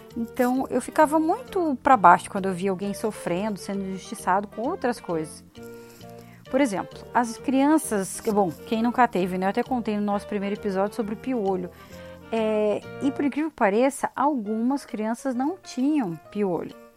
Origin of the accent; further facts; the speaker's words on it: Paraná, Brazil; a gente aqui do sul, principalmente do Paraná